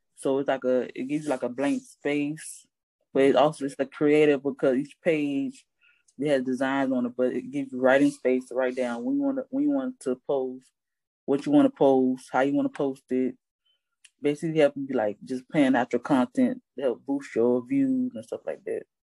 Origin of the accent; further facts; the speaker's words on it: Hollywood, Florida, United States; I was born and raised in Hollywood, Florida